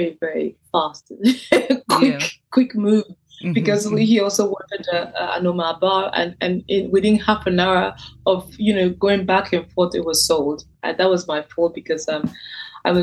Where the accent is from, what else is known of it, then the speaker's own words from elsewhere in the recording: Benin City, Edo, Nigeria; moved away as an adult; also born or lived in east of Nigeria; now in United Kingdom; I'm from the east of Nigeria, where Igbos, even though I was born and raised in Benin, and I came to the UK for my university